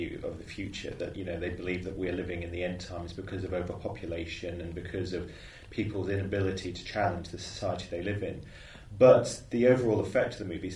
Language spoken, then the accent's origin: English; United Kingdom; as a British reader of these events